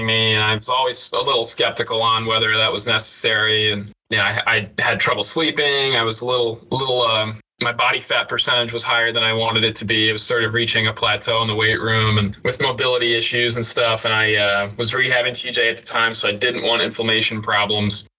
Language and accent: English; Knoxville, Tennessee, United States; growing up in Knoxville.